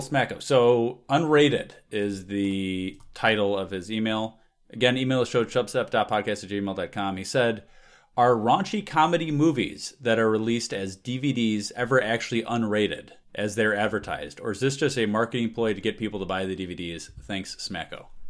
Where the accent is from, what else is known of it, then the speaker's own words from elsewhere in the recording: Chicago, Illinois, United States; I'm from Chicago area